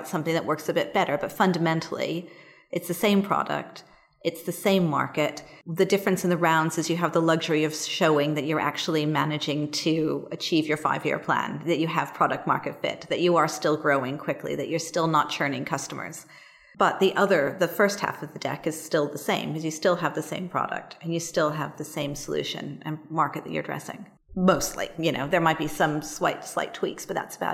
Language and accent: English; United States; moved away as an adult; now in London, United Kingdom; I am an American who's been in London for about 16 years, so I've done most of my working life here, despite the accent